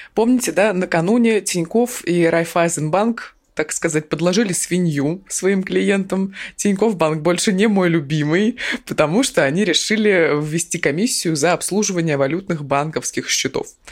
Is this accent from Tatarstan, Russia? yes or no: no; Krasnoyarsk, Krasnoyarsk Krai, Russia; я из Красноярска